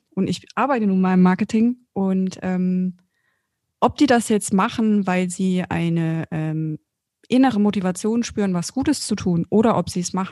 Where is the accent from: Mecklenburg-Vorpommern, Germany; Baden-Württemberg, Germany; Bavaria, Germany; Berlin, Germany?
Bavaria, Germany; sogar ich aus Franken.